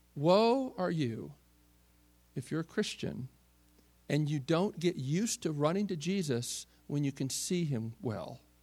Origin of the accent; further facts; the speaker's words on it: Baltimore, Maryland, United States; I grew up in Baltimore, uh, Maryland